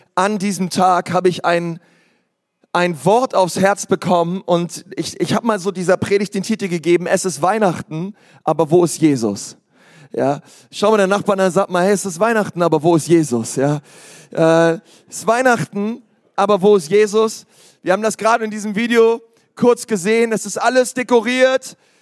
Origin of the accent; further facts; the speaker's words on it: Berlin, Germany; ich komme aus Berlin